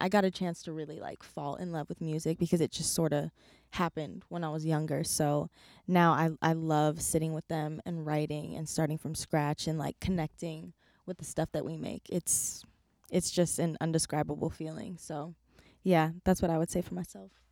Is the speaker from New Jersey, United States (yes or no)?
no; California, United States; I am from California, born and raised.